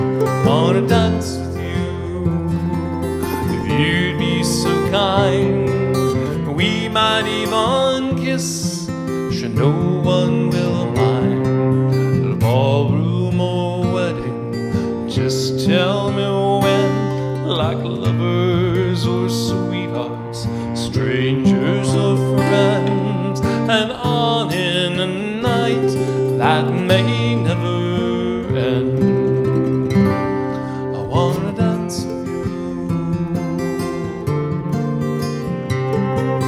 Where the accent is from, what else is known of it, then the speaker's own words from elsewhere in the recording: Chicago, Illinois, United States; moved away as an adult; I grew up in Chicago